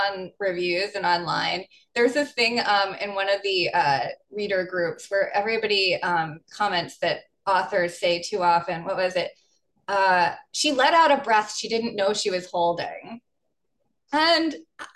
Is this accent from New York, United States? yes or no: yes; New York, United States; I'm from New York